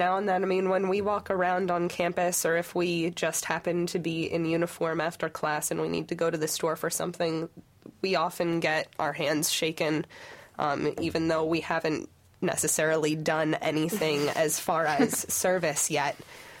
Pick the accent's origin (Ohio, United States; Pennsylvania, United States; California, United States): Pennsylvania, United States; moved away as an adult; now in Michigan, United States; I'm from Pennsylvania